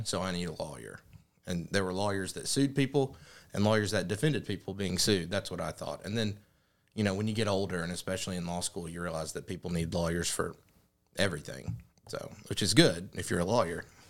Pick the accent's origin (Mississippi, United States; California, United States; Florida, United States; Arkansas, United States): Arkansas, United States; Jonesboro; moved away as an adult; now in Paragould, United States; growing up in Jonesboro